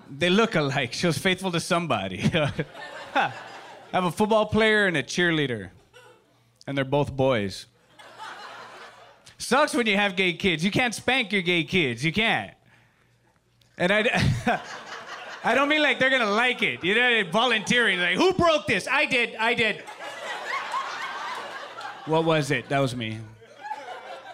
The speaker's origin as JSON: {"language": "English", "town": "Los Angeles", "region": "California", "country": "United States", "tie": "born or raised there", "said": "I am from East"}